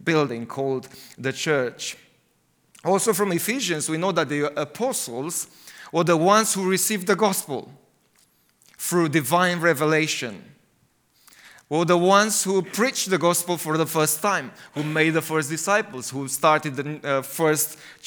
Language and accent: English; Romania; English is a second language; also born or lived in United Kingdom; I like it in Romania, because I feel at home there.